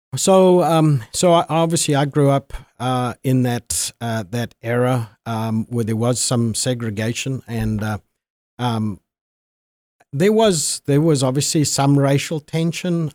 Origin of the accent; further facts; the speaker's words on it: Zimbabwe; moved away as an adult; now in United States; I was born and raised there and came to the United States in, uh, nineteen eighty-seven